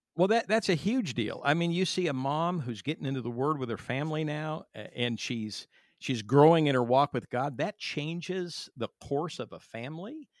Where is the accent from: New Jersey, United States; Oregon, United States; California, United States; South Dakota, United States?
California, United States; I'm from California